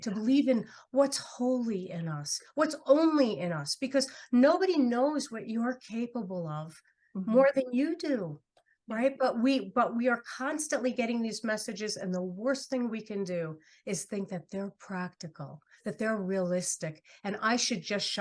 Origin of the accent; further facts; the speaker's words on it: New York City, New York, United States; moved away; I'm from New York City originally